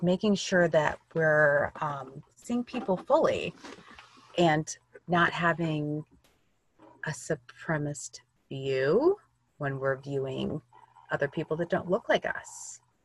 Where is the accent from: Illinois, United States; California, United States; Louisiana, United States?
Illinois, United States; I grew up in Illinois, in the US